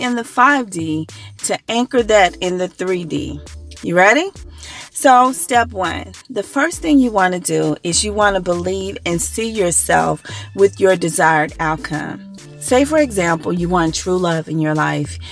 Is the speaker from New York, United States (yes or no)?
no; Dallas, Texas, United States; moved away; I'm from the Dallas Texas area, the DFW area originally.